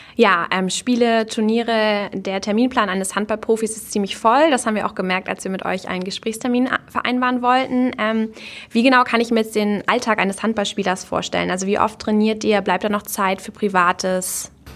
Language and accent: German; Marne, Schleswig-Holstein, Germany; Ich bin in Mahne geboren und aufgewachsen